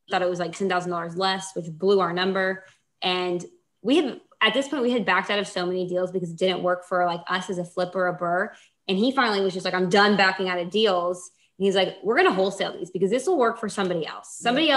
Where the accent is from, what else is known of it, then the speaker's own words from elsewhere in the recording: Houston, Texas, United States; I grew up in Houston.